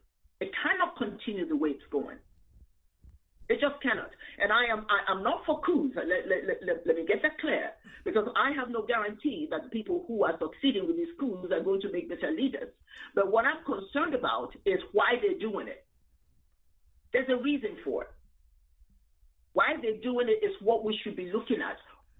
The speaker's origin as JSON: {"language": "English", "region": "Abia", "country": "Nigeria", "moved": "yes", "lives_now": "United States", "said": "I'm from Abia State"}